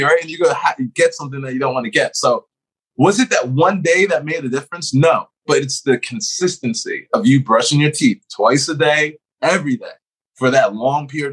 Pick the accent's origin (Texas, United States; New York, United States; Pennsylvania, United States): Pennsylvania, United States; Philadelphia; moved away; I'm originally from Philadelphia. We're Northeast people originally